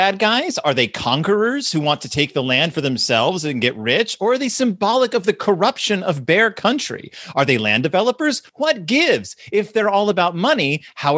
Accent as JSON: {"language": "English", "region": "Texas", "country": "United States", "said": "I'm from Texas"}